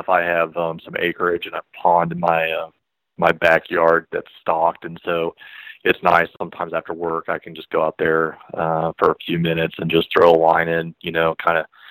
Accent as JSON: {"language": "English", "region": "Kansas", "country": "United States", "moved": "yes", "lives_now": "Columbia, United States", "said": "I'm actually from Kansas originally"}